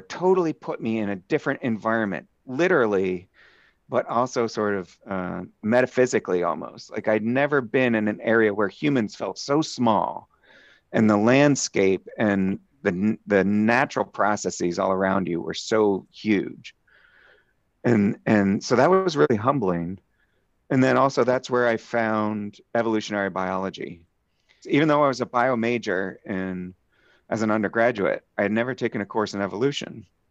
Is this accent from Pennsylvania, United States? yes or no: yes; Phoenixville, Pennsylvania, United States; I was born in Southeast Pennsylvania, a little town called Phoenixville, just outside of Philly